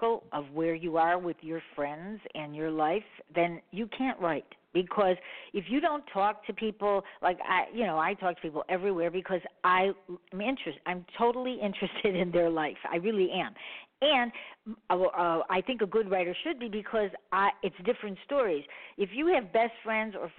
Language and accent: English; Chicago, Illinois, United States; I'm from Chicago.